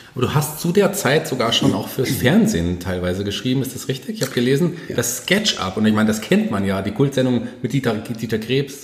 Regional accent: Fulda, Hesse, Germany; in meiner Heimatstadt

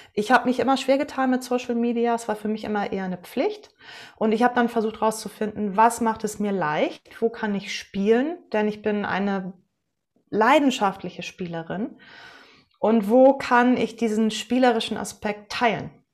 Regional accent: Westerland, Schleswig-Holstein, Germany; moved away as an adult; also born or lived in Bamberg / Kiel; ich bin in Westerland auf Sylt zur Welt gekommen und zur Schule gegangen, habe da mein Abitur gemacht

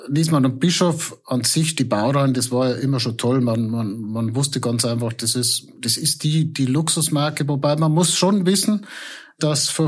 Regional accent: Bad Birnbach, Bavaria, Germany; Da, wo ich herkomme, genau in Bad Birnbach

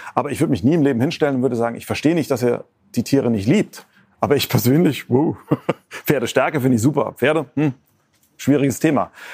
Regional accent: near Mainz, Rhineland-Palatinate, Germany; ich bin ja in der Nähe von Mainz aufgewachsen

